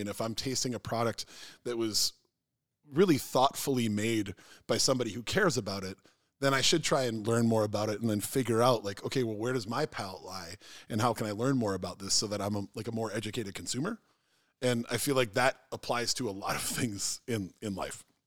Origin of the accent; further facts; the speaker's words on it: Minnesota, United States; I'm Minnesotan